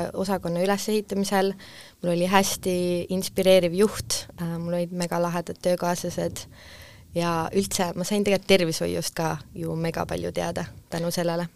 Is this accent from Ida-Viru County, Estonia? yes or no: no; Tartu, Tartu County, Estonia; also born or lived in Pärnu; ma lõpetasin gümnaasiumi Tartus mm, -hmm. et tegelikult äh, ma pean oma koduks Tartut